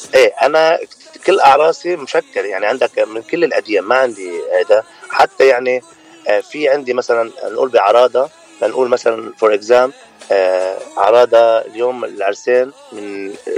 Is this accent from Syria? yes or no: no; Lebanon; moved away as an adult; now in California, United States; أنا من لبنان وصار لي تقريبا 8 سنين من سنة 2012 بكاليفورنيا أمريكا